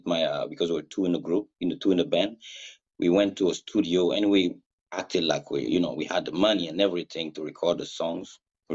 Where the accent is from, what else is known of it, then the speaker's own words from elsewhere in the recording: Burkina Faso; first language Mooré; English is a second language; moved away; My father is a very well-known reggae artist back in my country, Burkina Faso